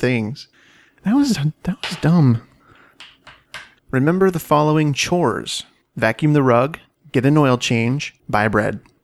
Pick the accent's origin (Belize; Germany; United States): United States; Washington; now in Phoenix, United States; I'm from Washington State.